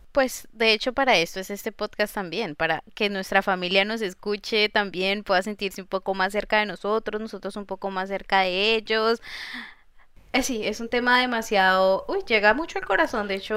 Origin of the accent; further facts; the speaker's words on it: Colombia; moved away as an adult; now in Nantes, France; yo soy de Colombia, tierra querida